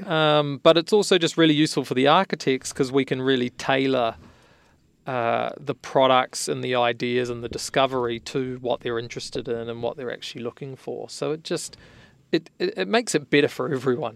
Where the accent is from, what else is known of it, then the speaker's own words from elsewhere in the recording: New Zealand; now in San Francisco Bay Area, United States; I'm originally from New Zealand, hence my funny accent